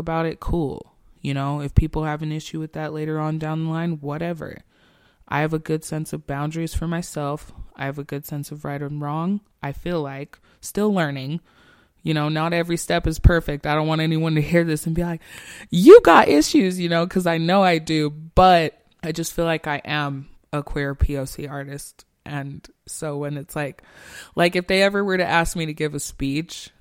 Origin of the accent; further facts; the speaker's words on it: Salt Lake City, Utah, United States; I'm born and raised in Salt Lake